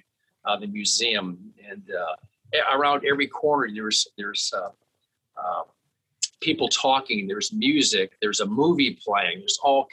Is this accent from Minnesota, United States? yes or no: no; South Florida, United States; when I was a kid growing up in South Florida